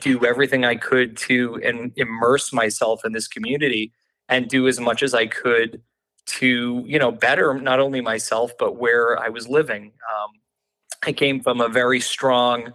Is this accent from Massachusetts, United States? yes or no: yes; Needham, Massachusetts, United States; moved away as an adult; also born or lived in Dorchester, Massachusetts / Boston, Massachusetts; now in Maine, United States; I grew up in Needham, Massachusetts, which is about 8 miles outside of Boston. I was born in Dorchester and raised in Needham